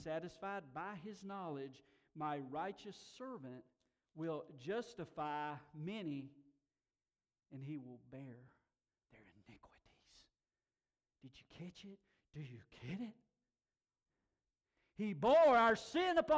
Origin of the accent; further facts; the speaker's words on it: Tuxedo, North Carolina, United States; In my hometown, there is a zircon mine.